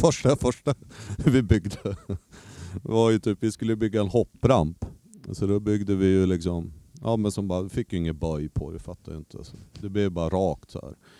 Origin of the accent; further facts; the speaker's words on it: Umeå, Västerbotten County, Sweden; also born or lived in Skellefteå; Jag flyttade från Skellefteå till Umeå när jag började tvåan, lågstadiet